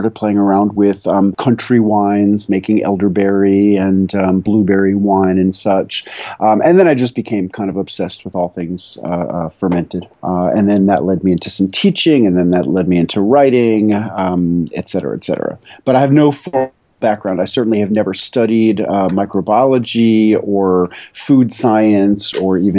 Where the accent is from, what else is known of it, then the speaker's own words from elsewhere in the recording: New York City, New York, United States; moved away as an adult; now in Tennessee, United States; I grew up in New York City